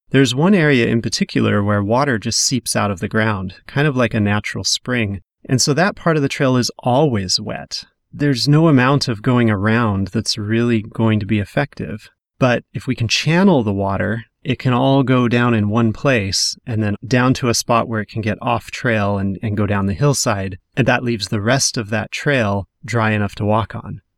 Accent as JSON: {"language": "English", "region": "Western Washington", "country": "United States", "tie": "born or raised there", "said": "growing up in Western Washington"}